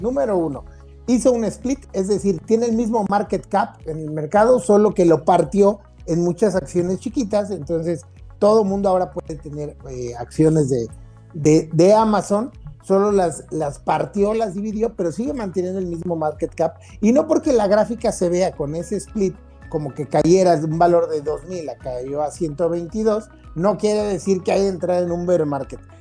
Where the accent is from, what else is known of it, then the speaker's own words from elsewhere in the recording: Mexico; tenemos que considerar como mexicanos